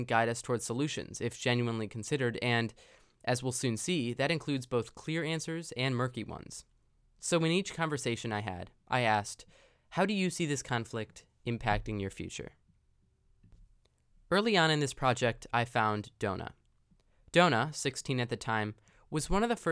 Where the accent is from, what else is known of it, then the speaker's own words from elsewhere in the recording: Chicago, Illinois, United States; I'm from the Chicago area